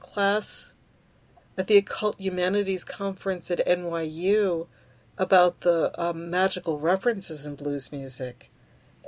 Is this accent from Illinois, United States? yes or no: no; New York City, New York, United States; English is a second language; I'm from New York City. I'm from Queens.